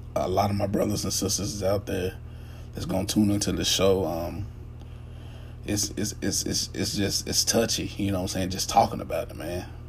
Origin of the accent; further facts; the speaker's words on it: United States; I am an African American